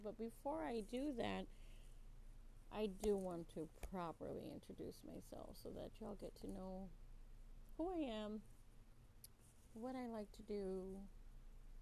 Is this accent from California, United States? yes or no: no; Texas, United States; I'm from Texas, but I love Texas. It's my hometown